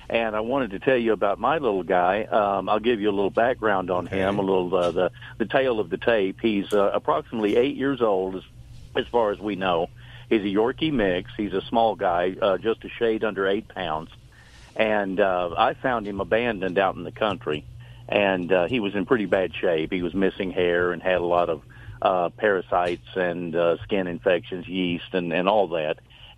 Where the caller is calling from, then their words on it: North Carolina, United States; North Carolina.